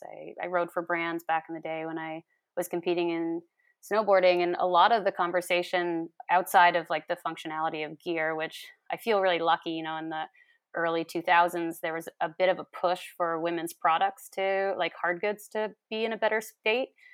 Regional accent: New York, United States; moved away as an adult; now in British Columbia, Canada; I'm from New York State originally, and I, I moved out to B C in twenty thirteen

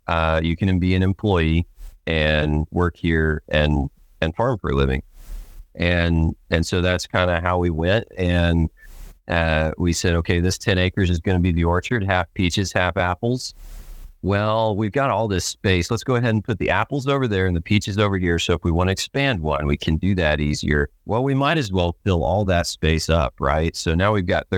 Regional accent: Stockton, Missouri, United States; Stockton, Missouri, which is what I call my hometown. We moved a couple times, but I spent most of my youth in Stockton, Missouri

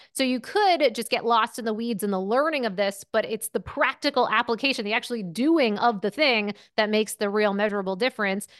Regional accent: Maine, United States; moved away as an adult; also born or lived in Syracuse, New York / Manhattan, New York; I grew up in Maine, uh, you know, right on the border of Canada

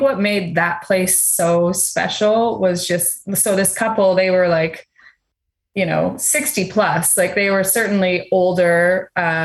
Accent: Burlington, Ontario, Canada; I was in Burlington. So it's the GTA, Greater Toronto Area

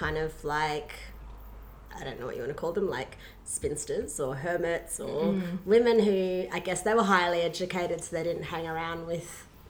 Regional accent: Myanmar; Yeah, so I was raised in Burma, which is called Myanmar now, for those who are unaware of it. It's next to Thailand, and it's one of the birthplaces of Buddha.

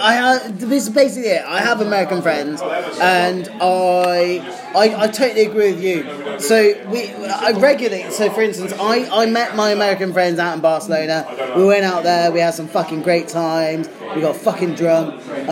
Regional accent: South Africa; born there; For the listeners, I mean, I was born in South Africa.

